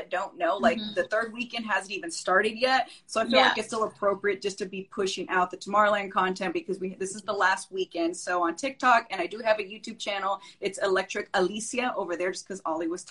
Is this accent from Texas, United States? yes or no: yes; Austin, Texas, United States; moved away as an adult; now in Miami, United States; I'm originally from Austin, Texas, but moved to Miami a year ago